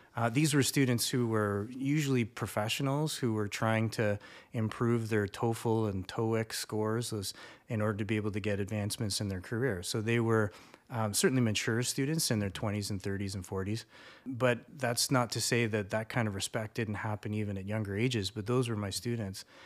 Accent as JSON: {"language": "English", "country": "Canada", "also_born_or_lived": "Seoul, South Korea", "said": "as a Canadian, had lived somewhere"}